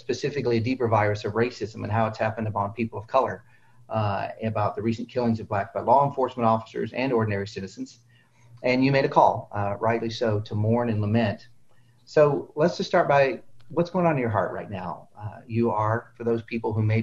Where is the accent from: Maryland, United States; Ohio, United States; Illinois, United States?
Ohio, United States; Cleveland; I'm from the Cleveland area